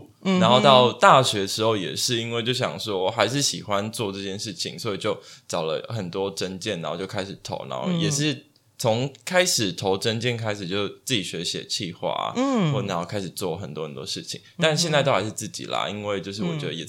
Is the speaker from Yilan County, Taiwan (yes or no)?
no; Kaohsiung, Taiwan; 我我是高雄人，